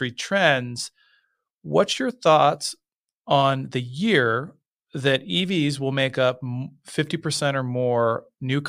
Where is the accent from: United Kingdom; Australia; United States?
United States; Lincoln, Nebraska; I grew up in Lincoln, Nebraska.